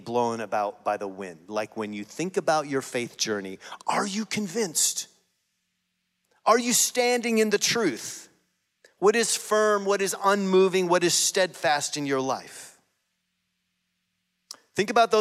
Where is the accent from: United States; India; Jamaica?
United States; we as American Christians